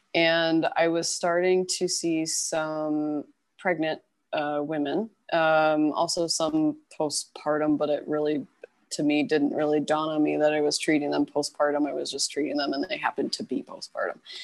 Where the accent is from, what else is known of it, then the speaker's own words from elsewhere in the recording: Louisville, Kentucky, United States; moved away as an adult; also born or lived in Boston, Massachusetts / California; now in Los Angeles, United States; I am originally from Kentucky. Um, I'm from Louisville. Um, so I grew up and was born and raised there